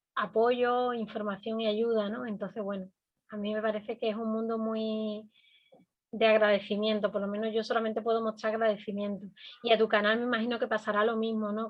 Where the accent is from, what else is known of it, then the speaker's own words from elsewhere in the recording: Andalusia, Spain; now in Canary Islands, Spain; yo vengo de otra comunidad autónoma, desde Andalucía